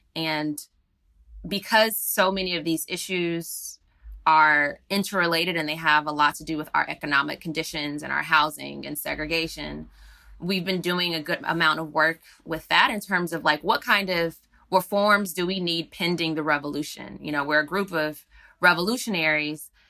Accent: Atlanta, Georgia, United States; that's actually my, my hometown. I was raised there

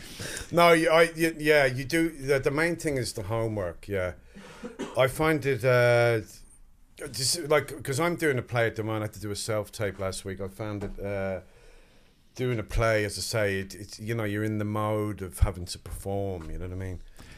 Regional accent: Wexford, Leinster, Ireland; accent: English; because I have an English accent, but I was brought up in Wexford, so I was telling him, you know, I'm from Wexford

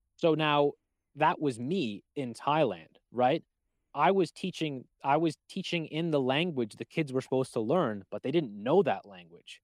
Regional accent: Canada; I'm Canadian

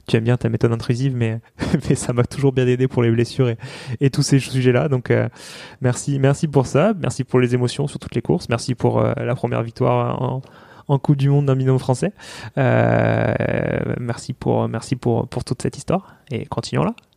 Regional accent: New Caledonia; moved away; je suis calédonien, donc euh, je rentre en Calédonie pour ça

